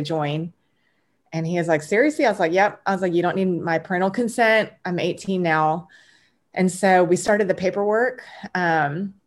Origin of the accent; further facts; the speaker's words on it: Texas, United States; I'm originally from Texas, born and raised. I'm a first generation Korean American.